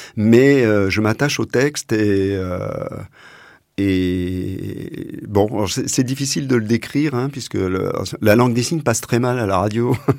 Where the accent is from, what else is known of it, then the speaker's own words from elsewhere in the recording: Essonne, Paris region, Île-de-France, France; moved away as an adult; je suis né en région parisienne, dans l'Essonne, et j'y ai vécu euh, jusqu'à euh, jusqu'à ce que ce, je sois jeune adulte